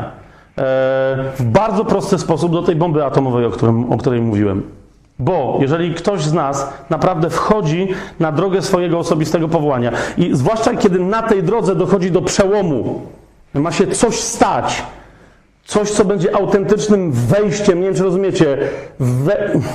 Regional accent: Kraków, Lesser Poland, Poland; ja jestem z Krakowa.

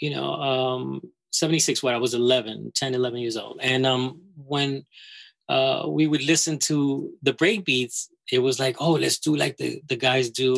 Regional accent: New York City, New York, United States; I'm from the Bronx, you know. I lived on Stratford Avenue and on Westchester Avenue

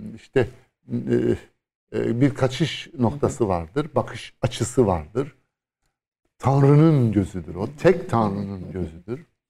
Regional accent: Istanbul, Turkey; Bir İstanbullu olarak

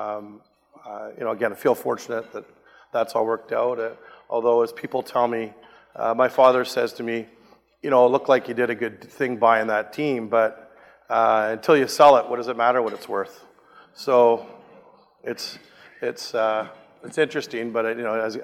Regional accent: Vancouver, British Columbia, Canada; my local hometown team

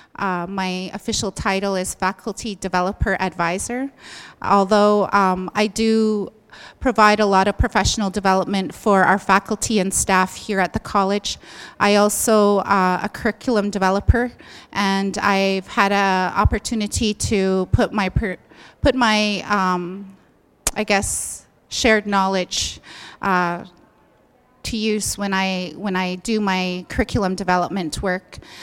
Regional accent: southern Alberta, Canada; I come from the Blackfoot Territory in southern Alberta

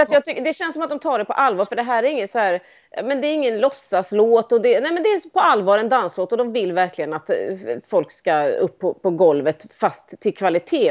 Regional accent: Sweden; som svensk

